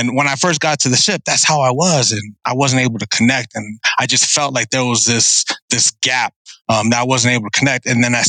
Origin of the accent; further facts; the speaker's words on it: San Diego, California, United States; also born or lived in Guam; I was born in Guam, considered a Chamorro, but then I left to San Diego, and I don't remember much about Guam except that I was born there. But I did most of my time in National City, Paradise Hills, Southeast San Diego